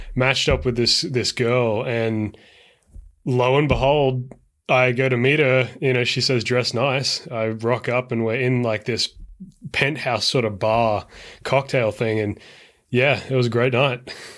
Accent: Brisbane, Queensland, Australia; now in San Francisco, United States; I am originally from Australia, but now I live in San Francisco

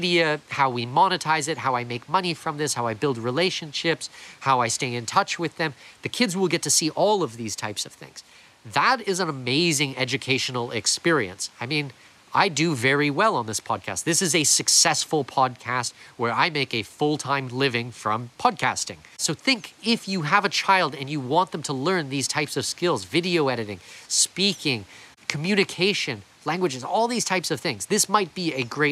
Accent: Canada; also born or lived in Panama; now in Florianópolis, Brazil; I'm Canadian background

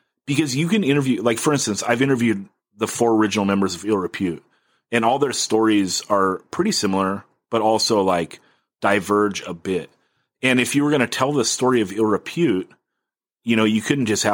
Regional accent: Oxnard, California, United States; moved away as an adult; now in San Diego, United States; my hometown, which is Oxnard

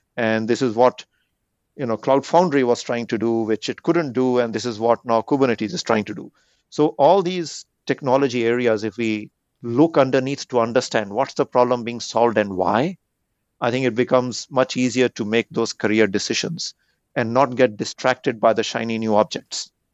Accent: India; moved away; growing up in India

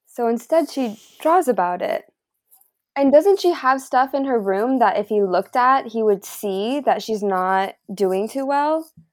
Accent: Mount Shasta, California, United States; growing up in Mount Shasta

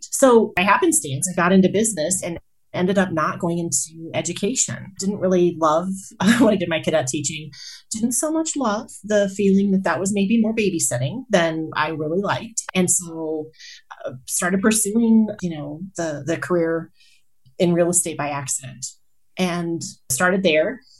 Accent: Colorado Springs, Colorado, United States; also born or lived in Kansas; now in Greeley, United States; So I grew up in Colorado Springs.

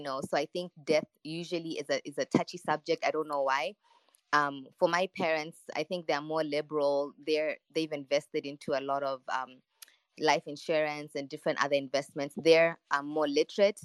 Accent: Botswana; I grew up in Botswana with my parents.

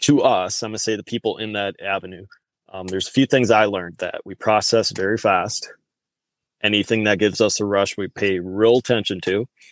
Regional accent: Wisconsin, United States; I grew up in the Upper Midwest here, guys. So um, I'm a true blooded Wisconsinite

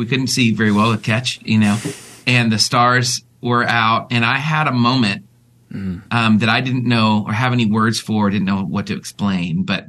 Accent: West Coast, United States; I grew up on the West Coast, actually.

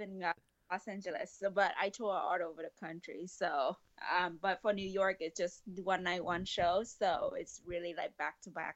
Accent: Vietnam; moved away as an adult; now in United States; I love going back to Vietnam, but it's just really my hometown

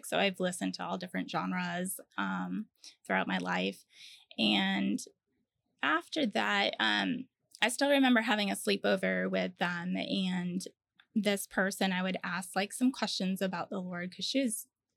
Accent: Connecticut, United States; moved away as an adult; also born or lived in Virginia / Charleston; now in Orlando, United States; I grew up in Connecticut and I was there until I was about 20 years old

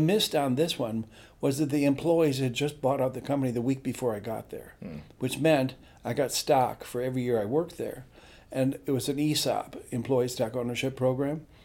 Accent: Midwest, United States; moved away; I come from a church school in Midwest

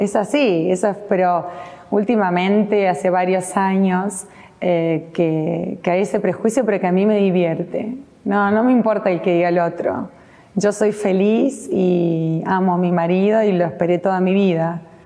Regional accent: Mendoza, Argentina; now in Buenos Aires, Argentina; Y es como mi segunda casa después de Mendoza. Yo soy mendocina

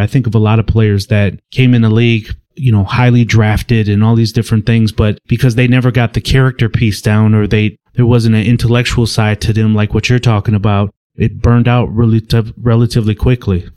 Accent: Milwaukee, Wisconsin, United States; I was born and raised in Milwaukee, Wisconsin

